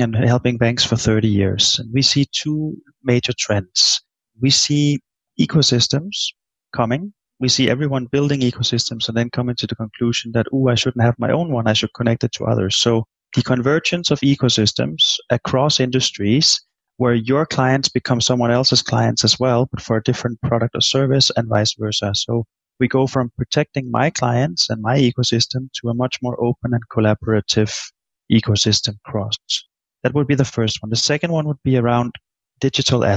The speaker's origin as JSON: {"language": "English", "country": "Denmark", "moved": "yes", "said": "I'm from Denmark"}